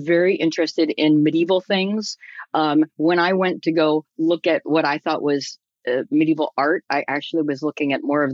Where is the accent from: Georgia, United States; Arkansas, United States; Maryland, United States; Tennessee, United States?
Maryland, United States; Silver Spring; I grew up in Silver Spring, Maryland